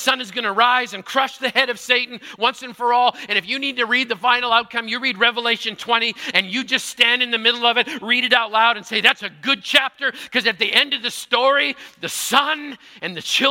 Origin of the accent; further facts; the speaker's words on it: Manitoba, Canada; I grew up in Manitoba